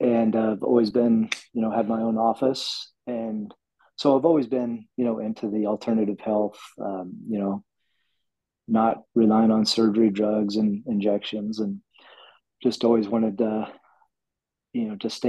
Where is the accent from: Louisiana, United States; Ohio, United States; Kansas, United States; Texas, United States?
Kansas, United States; Wichita; I was from Wichita